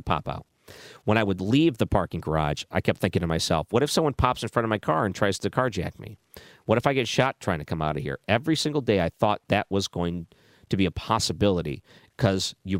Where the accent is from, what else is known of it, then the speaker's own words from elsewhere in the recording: outside Detroit, Michigan, United States; I grew up outside Detroit